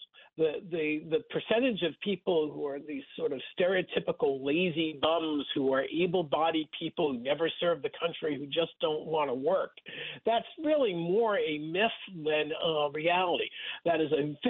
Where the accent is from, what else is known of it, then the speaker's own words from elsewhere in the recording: Rockland County, New York, United States; I grew up in Rockland County, about 30 miles north of Times Square